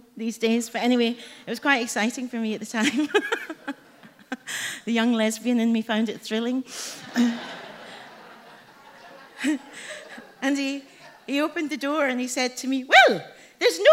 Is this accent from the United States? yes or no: no; Glasgow, Scotland, United Kingdom; also born or lived in Edinburgh; I was adopted as a baby and brought up in Glasgow, though I was born in Edinburgh